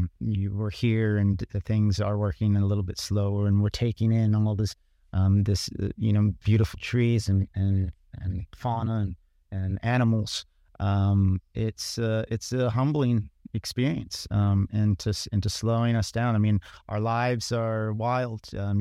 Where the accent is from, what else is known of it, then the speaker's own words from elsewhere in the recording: San Diego, California, United States; born there; also born or lived in Japan; And then I was born in San Diego, California. And after a couple years, we were stationed in Japan for about 6 years.